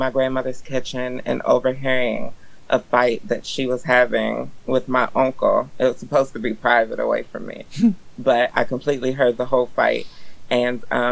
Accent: Eastern Shore, Maryland, United States; When I was growing up, I grew up on the Eastern Shore, which is very non-queer existence

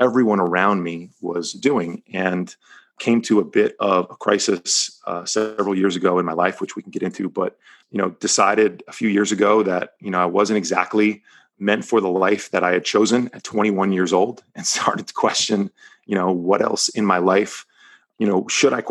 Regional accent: New Jersey, United States; moved away as an adult; now in Palos Verdes, United States; I was born and raised right outside of New York City in New Jersey.

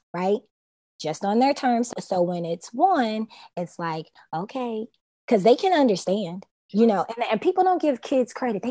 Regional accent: Louisville, Kentucky, United States; also born or lived in Atlanta, Georgia; now in Miami, United States; I'm from Louisville

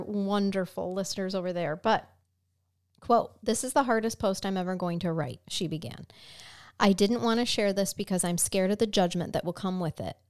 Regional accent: United States; as an American.

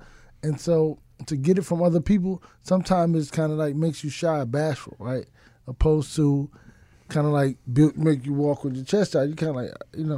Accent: Dallas, Texas, United States; I'm from Dallas

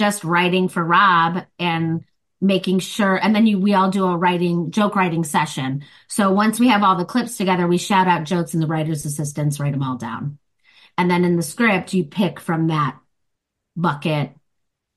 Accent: Chicago, Illinois, United States; accent: Chicago; moved away as an adult; now in Los Angeles, United States; I do improv and I'm a stand-up comic and I'm from Chicago.

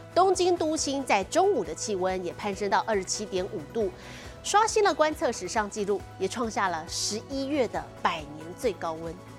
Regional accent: Taiwan; 现在就连我们台湾人相当喜欢去旅游的南韩也被攻陷了

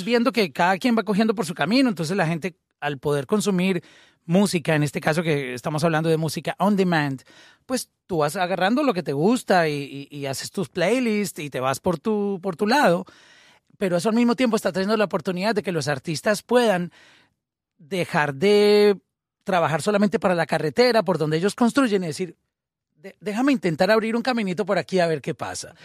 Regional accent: Colombia; nosotros, por ejemplo, que somos colombianos, a nosotros nos criaron oyendo todo tipo de música.

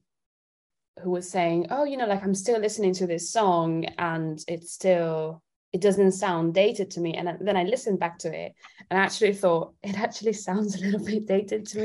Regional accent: Italy; now in London, United Kingdom; I'm originally from Italy. And so I grew up in Italy.

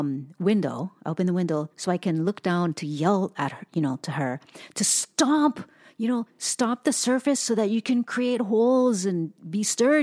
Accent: Hawaii, United States; it's new to us because we were born and raised in Hawaii.

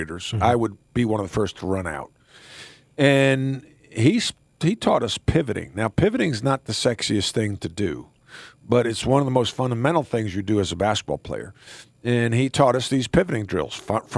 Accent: East Meadow, New York, United States; moved away; I grew up in East Meadow, which was 5 miles from the Nassau Coliseum where the ABA played.

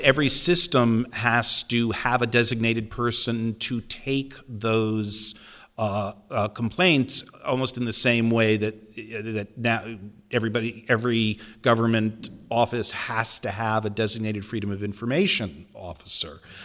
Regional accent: near Waterbury, Connecticut, United States; I was from Connecticut. I grew up near Waterbury

